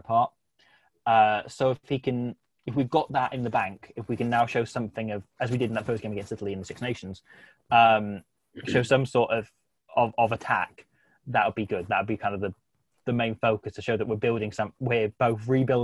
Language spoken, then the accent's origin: English; England, United Kingdom; I grew up in England, so I'm kind of with Welsh parents, but so I don't have as thick an accent as you need